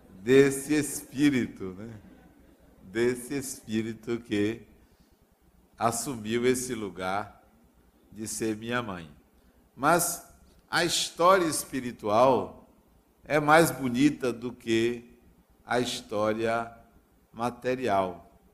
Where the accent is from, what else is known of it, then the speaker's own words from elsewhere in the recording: Acajutiba, Bahia, Brazil; numa cidade do interior chamada Acajutiba, onde eu nasci